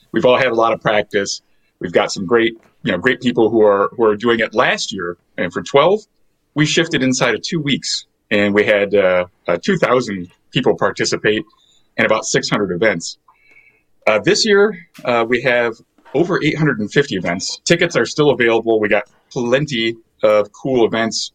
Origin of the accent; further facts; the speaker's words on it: Lake Geneva, Wisconsin, United States; I grew up in Lake Geneva